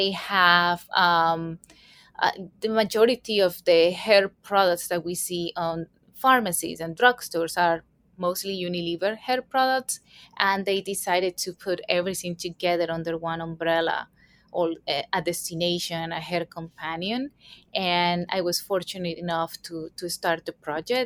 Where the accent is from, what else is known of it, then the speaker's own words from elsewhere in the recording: Colombia; moved away as an adult; now in New York City, United States; I was born and raised in Colombia, South America